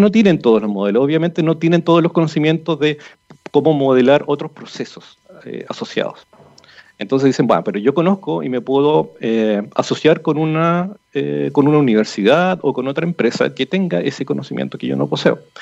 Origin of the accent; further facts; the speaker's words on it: Rancagua, O'Higgins, Chile; yo soy de Rancagua y mi papá trabajó toda su vida en el Teniente